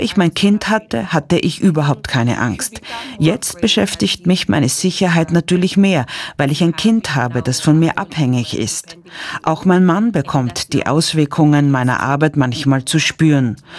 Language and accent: German; Kenya; moved away as an adult; also born or lived in United States; meine Heimat Kenia